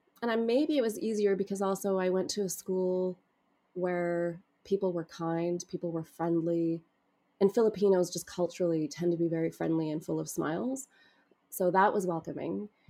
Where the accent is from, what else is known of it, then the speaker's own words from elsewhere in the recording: Edmonton, Alberta, Canada; I came from Canada. It was a country that to them symbolized wealth, access to opportunity.